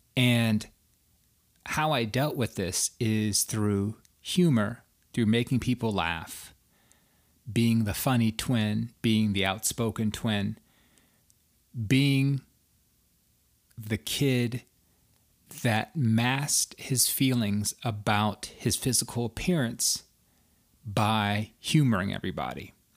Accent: outside of Atlanta, Georgia, United States; moved away as an adult; also born or lived in Washington, D.C. area; the skinny kid growing up outside of Atlanta, Georgia.

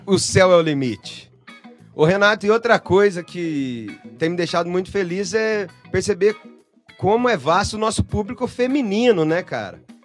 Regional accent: Elói Mendes, Minas Gerais, Brazil; Eu sou de Eloy Mendes, Minas Gerais

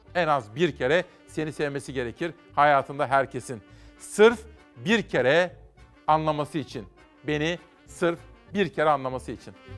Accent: Simav, Kütahya, Turkey; moved away; Bizim oralarda efendim ben Kütahyalıyım biliyorsunuz. Simav'da bu klarnet sesi bizim Roman kardeşlerimiz vardı, komşularımız da vardı

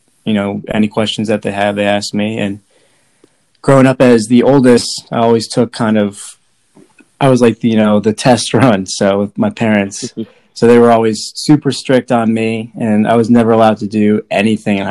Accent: Mountainside, New Jersey, United States; moved away as an adult; now in Alabama, United States; I'm from New Jersey, grew up in a small town called Mountainside

